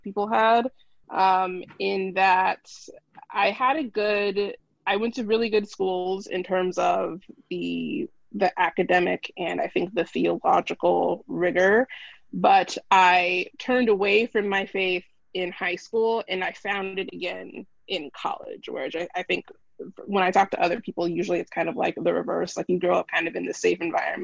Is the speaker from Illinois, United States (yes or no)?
no; San Diego, California, United States; I grew up in San Diego, California, born and bred, which is where I live now